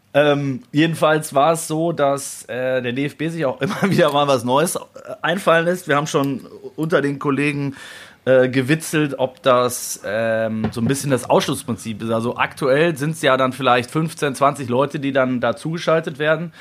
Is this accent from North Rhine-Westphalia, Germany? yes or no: yes; North Rhine-Westphalia, Germany; born or raised there